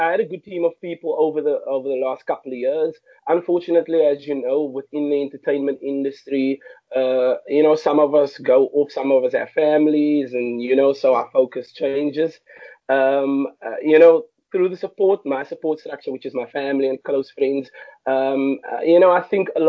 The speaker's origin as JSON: {"language": "English", "town": "Cape Town", "region": "Western Cape", "country": "South Africa", "tie": "born or raised there", "said": "I grew up in Mitchells Plain, which is a huge colored township in Cape Town."}